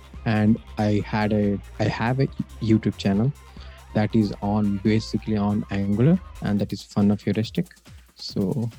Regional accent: India; now in Bangalore, India; I'm from India and currently I'm in Bangalore

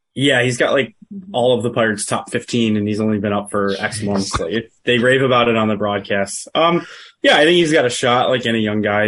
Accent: Buffalo, New York, United States; Born and raised in Buffalo, New York, but my dad's from Pittsburgh

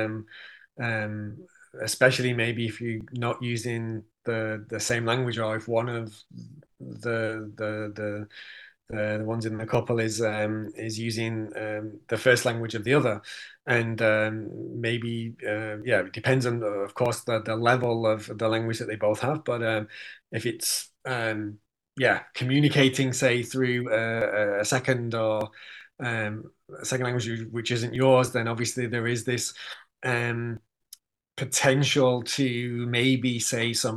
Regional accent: Manchester, North West England, United Kingdom; I'm from Manchester

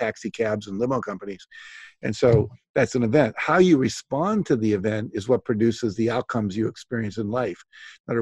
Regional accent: West Virginia, United States; I grew up in West Virginia

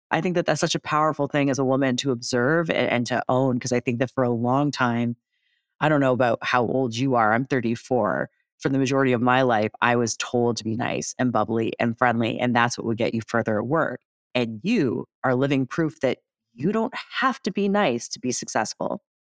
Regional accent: Toronto, Ontario, Canada; I'm from Toronto

